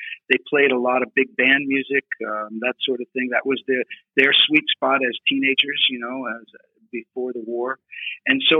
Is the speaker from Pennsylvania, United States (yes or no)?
yes; Pennsylvania, United States; I grew up in Pennsylvania